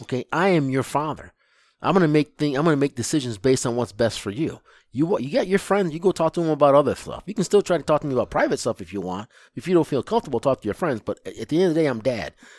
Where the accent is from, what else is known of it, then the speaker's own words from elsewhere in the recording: Lansing, Michigan, United States; I grew up in Lansing, Michigan is where I grew up